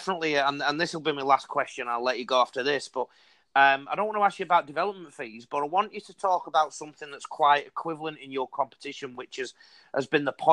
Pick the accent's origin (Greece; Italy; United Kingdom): United Kingdom; England; accent: English; now in Australia; I'm actually English, born and bred